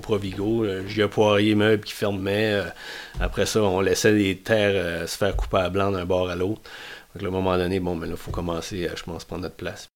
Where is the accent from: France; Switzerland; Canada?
Canada; Matapedia Valley, Gaspésie, Quebec; un gars du Riverside, matapédien, gaspésien, québécois